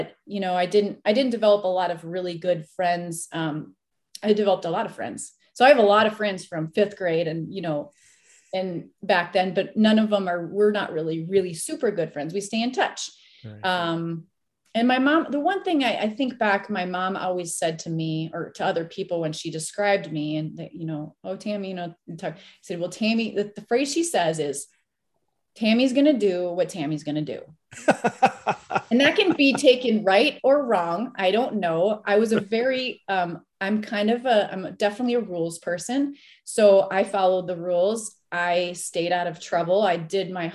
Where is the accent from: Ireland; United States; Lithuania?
United States; Minnesota; I grew up in Minnesota.